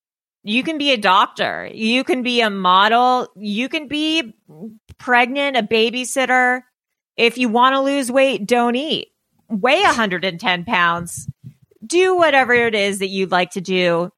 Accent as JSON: {"language": "English", "town": "Los Angeles", "region": "California", "country": "United States", "tie": "born or raised there", "said": "I grew up in Pacific Palisades in Malibu, mm-hmm. which are kind of like more affluent areas in Los Angeles."}